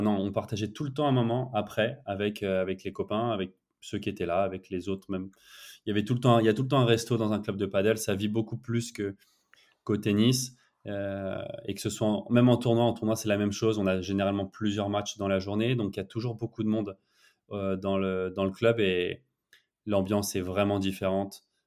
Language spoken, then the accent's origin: French; France; now in Barcelona, Spain; en tant que Français